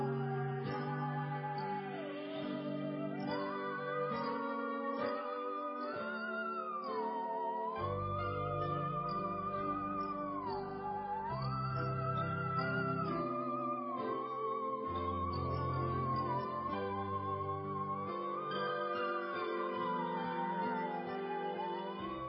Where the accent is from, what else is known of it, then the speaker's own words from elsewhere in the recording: Cleveland, Ohio, United States; moved away; I got friends back in Cleveland, in my hometown